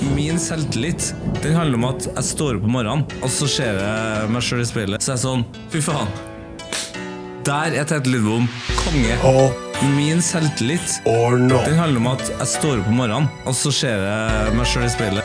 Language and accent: Norwegian; Trøndelag, Norway; som trønder